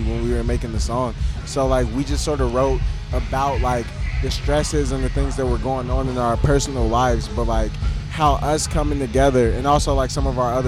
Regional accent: Kansas City, United States

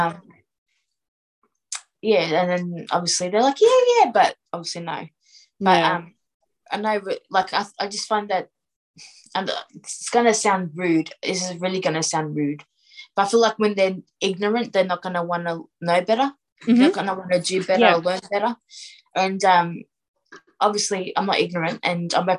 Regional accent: Melbourne, Victoria, Australia; I brought up in Australia. Like, I'm Australian

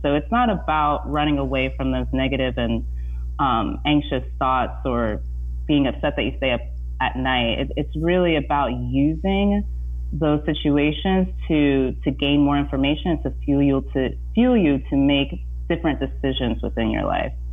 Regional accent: Indiana, United States; now in San Francisco Bay Area, United States; growing up in Indiana

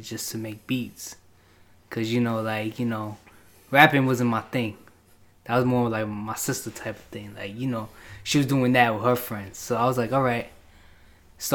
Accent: New York City, New York, United States; now in Merrick, United States; I was originally from Queens Ozone Park

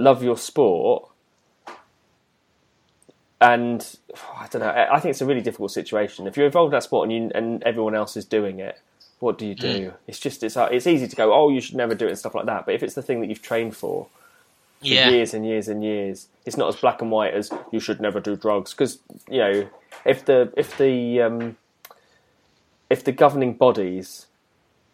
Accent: United Kingdom; we were pleased as British people

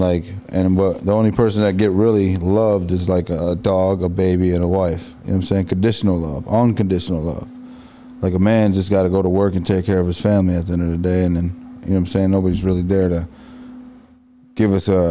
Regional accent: East Chicago, Indiana, United States; I grew up in East Chicago

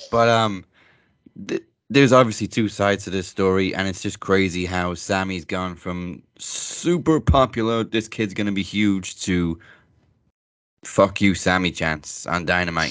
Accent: Wrexham, Wales, United Kingdom; the new Welcome to Wrexham series that's airing right now with, uh, Rob and Ryan Reynolds, um, is obviously based in my hometown

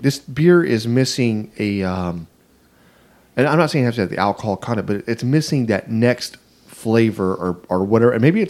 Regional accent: the South, United States; I'm from the South, brother.

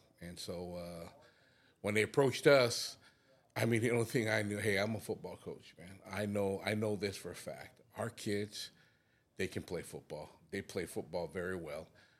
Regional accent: American Samoa; I'm originally from American Samoa. I come from a family of 17, traditional Polynesian families, real big

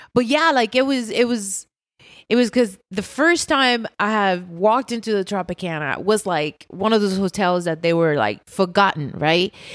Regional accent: Puerto Rico; moved away as an adult; I'm from Puerto Rico, born

